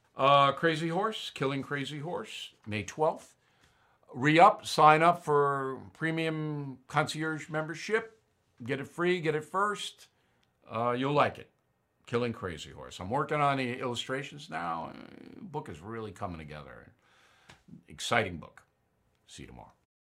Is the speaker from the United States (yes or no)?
yes; United States; As an American